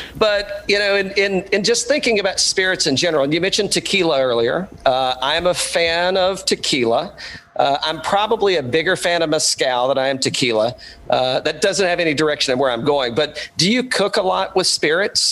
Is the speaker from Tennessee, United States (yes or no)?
yes; Bulls Gap, Tennessee, United States; moved away; I grew up in East Tennessee originally